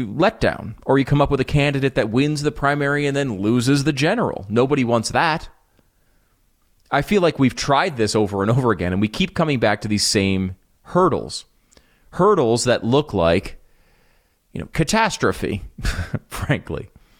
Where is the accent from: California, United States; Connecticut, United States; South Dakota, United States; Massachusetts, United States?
Connecticut, United States; also born or lived in New York; now in Texas, United States; I used to live in the Northeast. I grew up in Connecticut, in New York.